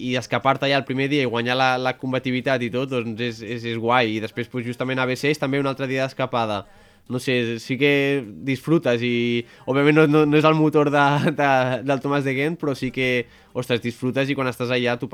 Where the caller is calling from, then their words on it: Caldes de Montbui, Catalonia, Spain; de Caldes de Montbui.